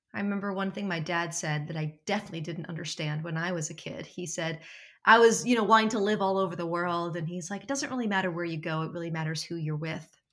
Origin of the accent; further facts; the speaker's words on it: New Jersey, United States; I'm from South Jersey